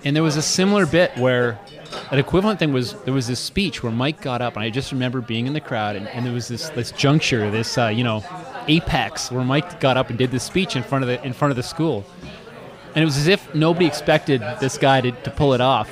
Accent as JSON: {"language": "English", "town": "Oshawa", "region": "Ontario", "country": "Canada", "tie": "born or raised there", "also_born_or_lived": "Kingston", "moved": "yes", "said": "growing up in Oshawa"}